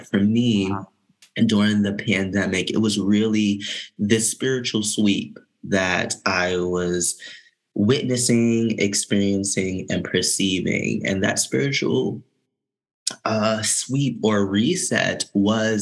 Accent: New York City, New York, United States; moved away as an adult; growing up in New York City, and then returning there to fulfill my professional career

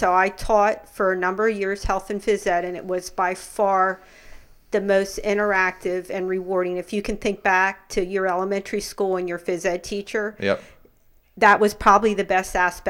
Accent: Lancaster County, Pennsylvania, United States; I'm from Lancaster County. So, no, we are not. We're Pennsylvania Dutch, but no Amish.

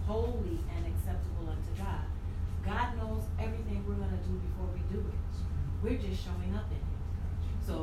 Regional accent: New York, United States; So I'm from New York.

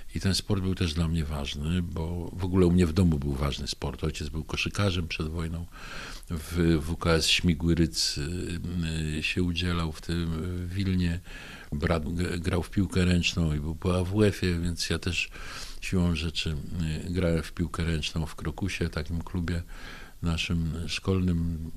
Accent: Bystrzyca Kłodzka, Lower Silesian Voivodeship, Poland; Urodziłem się w Bystrzycy Kłodzkiej w 1956 roku

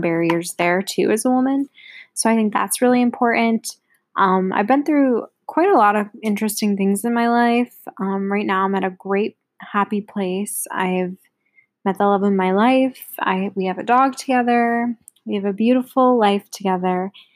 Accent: Buffalo, New York, United States; I was born in Buffalo. I live outside of the city in a nice little town with my two parents

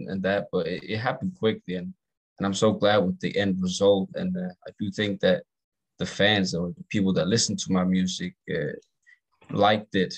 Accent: Denmark; accent: English or American; I do get told that I'm from Denmark

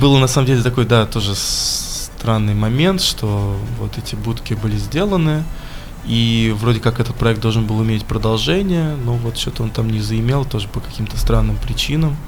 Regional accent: Michurinsk, Tambov Oblast, Russia; now in Voronezh, Russia; я сам не воронежский, я приехал сюда в 2014 году, вот сам я родом из Мичуринска

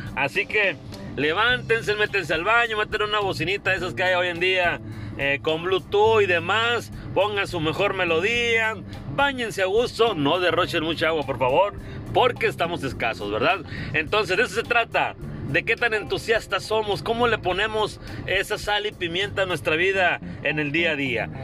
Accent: Carbó, Sonora, Mexico; now in Hermosillo, Mexico; allá en Carbol, mi pueblo

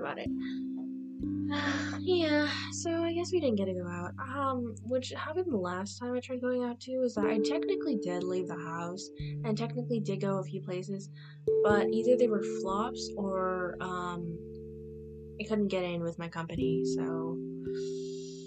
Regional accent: United States; I am American, born and raised here, and have never left the country

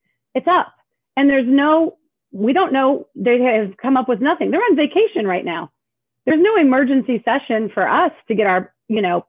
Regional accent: Indiana, United States; moved away as an adult; now in Los Angeles, United States; I'm from Indiana, all my family's there.

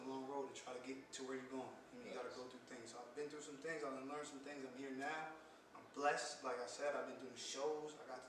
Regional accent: Jamaica; I'm Jamaican, so I was around music my whole life

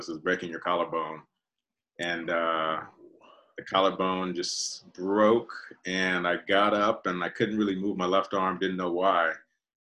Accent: Altadena, California, United States; when I was a kid growing up in Altadena

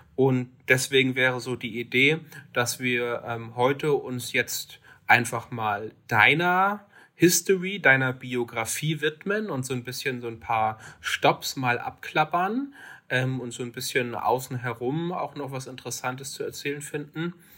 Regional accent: Lübeck, Schleswig-Holstein, Germany; meine Heimatstadt Lübeck

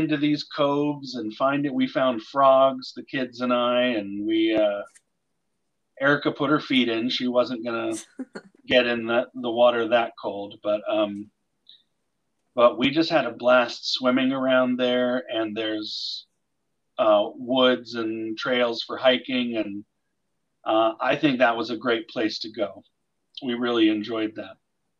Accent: Pittsburgh, Pennsylvania, United States; moved away as an adult; also born or lived in Provo, Utah / Frankfurt, Germany / Ludwigshafen, Germany / Obertshausen, Germany; I was born in Pittsburgh. I lived in Pittsburgh until my entire life, until I went to college, where I lived at BYU, the city being Provo. For a year, I came back to Pittsburgh before I left on my mission.

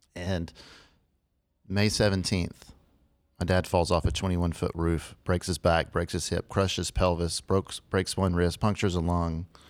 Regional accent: Lubbock, Texas, United States; I'm from Lubbock, Texas

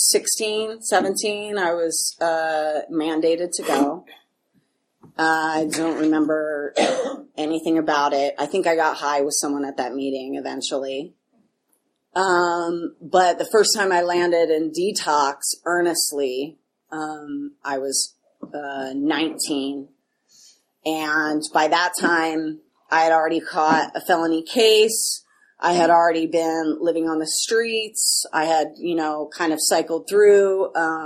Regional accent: Chicago, Illinois, United States; now in New York City, United States; I'm originally from Chicago

